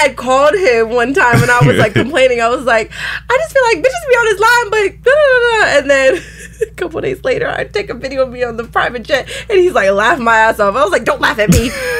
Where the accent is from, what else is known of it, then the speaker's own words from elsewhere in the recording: Philadelphia, Pennsylvania, United States; We're from Philadelphia.